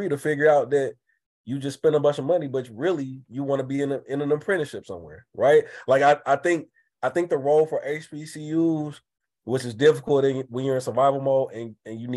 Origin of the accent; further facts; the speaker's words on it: Atlanta, Georgia, United States; I grew up in Atlanta